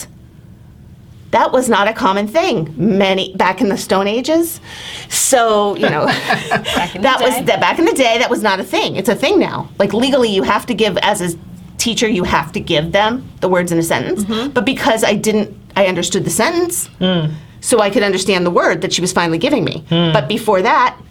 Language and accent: English; New Hampshire, United States; born or raised there; also born or lived in Tennessee